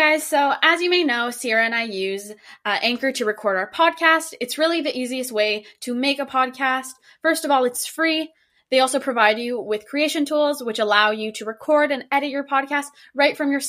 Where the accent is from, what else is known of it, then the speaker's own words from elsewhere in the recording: Canada; I was born and raised in Canada with a Chilean background. My star sign happens to be Cancer. I'm also 21 years old.